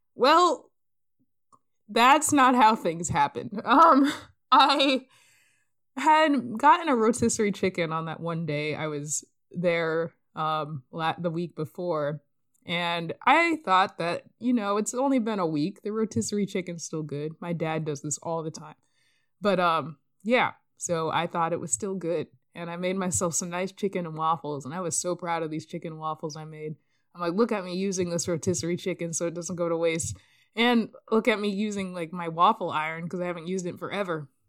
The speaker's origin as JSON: {"language": "English", "town": "Boston", "region": "Massachusetts", "country": "United States", "tie": "born or raised there", "said": "I was born in Boston, so I always have this, like, soft spot"}